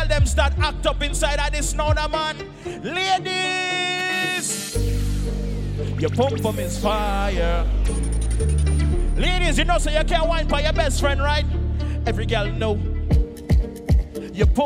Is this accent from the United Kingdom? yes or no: no; Jamaica; I'm from Jamaica